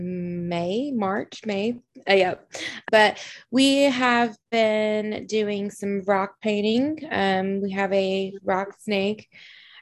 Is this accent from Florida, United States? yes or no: no; Alabama, United States; moved away as an adult; also born or lived in Kansas; now in Fort Sill, United States; I'm originally from Alabama